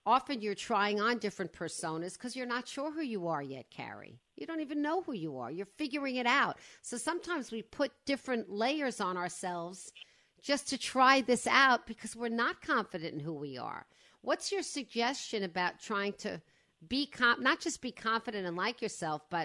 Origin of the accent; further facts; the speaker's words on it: Westport, Connecticut, United States; This is my hometown, Westport, Connecticut